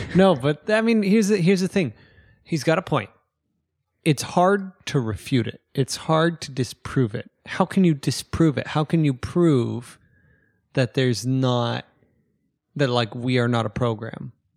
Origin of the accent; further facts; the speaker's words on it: United States; I'm American.